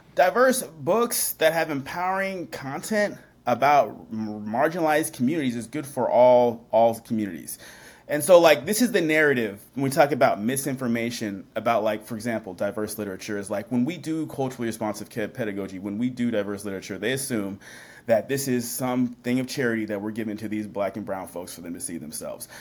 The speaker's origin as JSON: {"language": "English", "region": "Washington", "country": "United States", "tie": "born or raised there", "also_born_or_lived": "Seattle, Washington / Puyallup, Washington / Tacoma, Washington", "said": "I grew up in Washington State"}